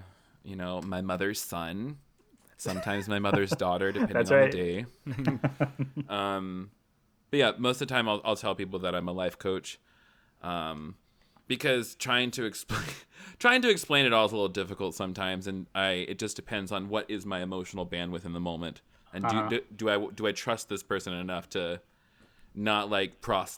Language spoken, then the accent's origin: English; the South, United States; I'm from the South. I've never met a stranger.